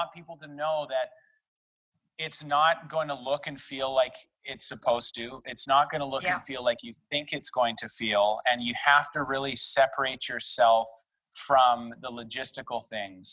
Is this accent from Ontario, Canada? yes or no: no; Delta, British Columbia, Canada; now in Vancouver, Canada; I was born and raised in North Delta. That's just outside of Vancouver by about 40 minutes